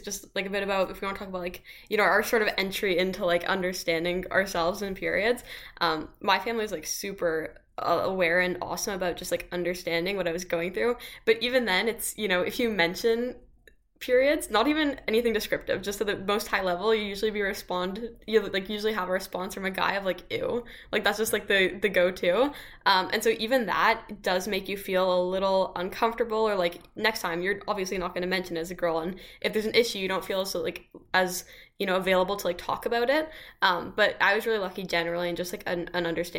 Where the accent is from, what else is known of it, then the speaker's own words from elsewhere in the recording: Canada; as a Canadian